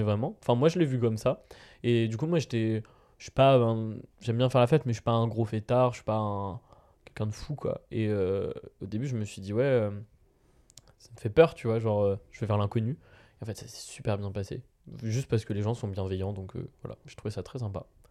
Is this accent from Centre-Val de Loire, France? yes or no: yes; Vierzon, Centre-Val de Loire, France; now in Tours, France; je viens de Vierzon, et à Vierzon, le, crottin de chavignol, le crottin de chèvre, c'est vraiment. Euh, j'ai été élevé avec ça